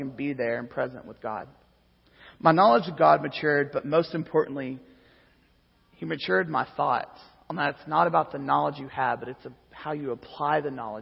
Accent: Arkansas, United States; moved away as an adult; also born or lived in Lubbock, Texas; I'm from Arkansas, guys. I moved further south

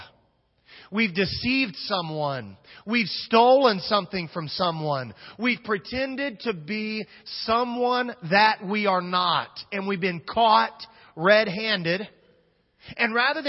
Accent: Kansas, United States; I'm from Kansas

